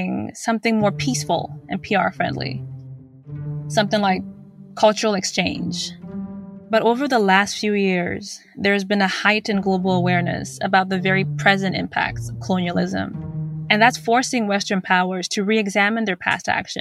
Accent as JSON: {"language": "English", "country": "Zimbabwe", "said": "I'm from Zimbabwe"}